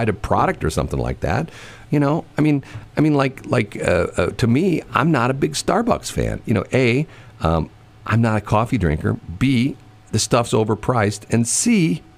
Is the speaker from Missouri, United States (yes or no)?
yes; Missouri, United States; I'm from the Show Me State.